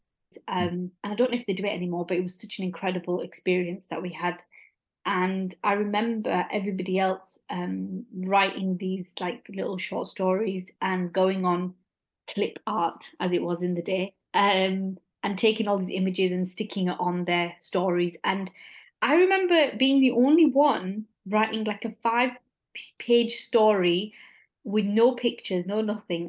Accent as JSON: {"language": "English", "town": "Bradford", "region": "Yorkshire and the Humber", "country": "United Kingdom", "tie": "born or raised there", "said": "my hometown in Bradford"}